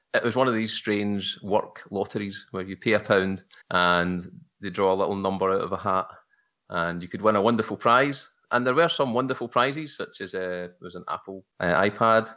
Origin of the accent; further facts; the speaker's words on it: just outside Glasgow, Scotland, United Kingdom; accent: Glaswegian; I'm from Scotland, where the sun never shines, eh, just outside Glasgow